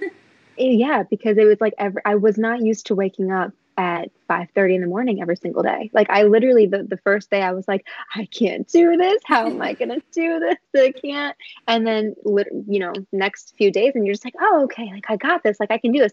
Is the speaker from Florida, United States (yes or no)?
no; New York City, New York, United States; I'm from Queens, New York.